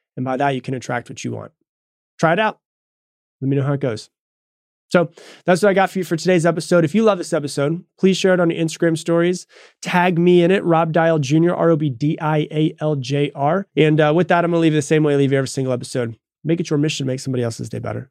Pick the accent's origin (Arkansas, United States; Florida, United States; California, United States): Florida, United States; moved away as an adult; also born or lived in Texas; I'm from Florida. I was in Texas